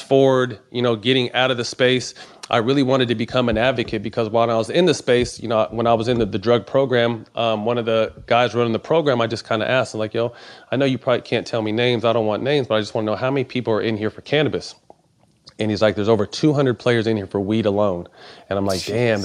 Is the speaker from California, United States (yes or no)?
yes; Sacramento, California, United States; I'm a part owner of a brand called Seven Leaves out of Sacramento, out of my hometown now